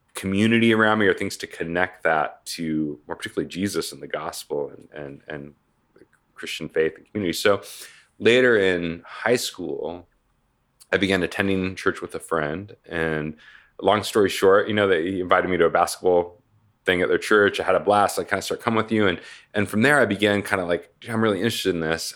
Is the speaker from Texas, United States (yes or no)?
no; Portland, Oregon, United States; moved away as an adult; now in Tempe, United States; originally from Portland, Oregon, uh, was kind of born and raised in Oregon